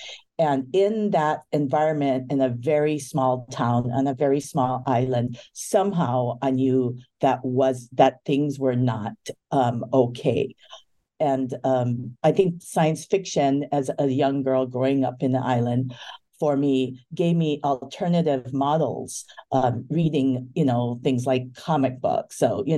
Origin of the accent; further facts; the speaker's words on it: Maui, Hawaii, United States; also born or lived in Honolulu, Hawaii; I was born in Honolulu, Oahu, Hawaii, and I grew up on Maui